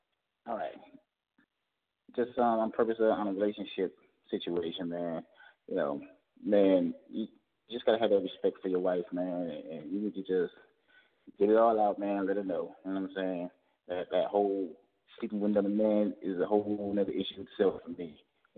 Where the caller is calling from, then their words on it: Georgia, United States; from Georgia.